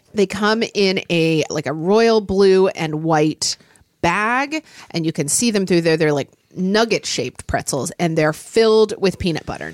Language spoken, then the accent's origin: English; Oklahoma City, Oklahoma, United States; born or raised there; now in Seattle, United States